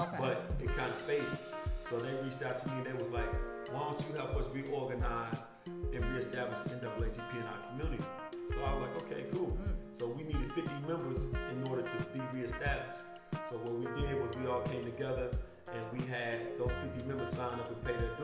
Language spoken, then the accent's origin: English; Paris, Kentucky, United States; I'm from Paris, Kentucky